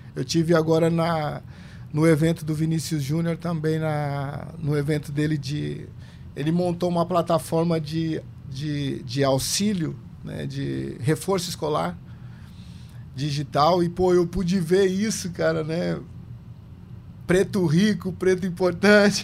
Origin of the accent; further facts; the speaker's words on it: São Paulo, Brazil; Eu, eu sou é, paulista, meus pais são do interior de São Paulo, de Jaú, mas eu nasci em São Paulo, na Zona Sul, na periferia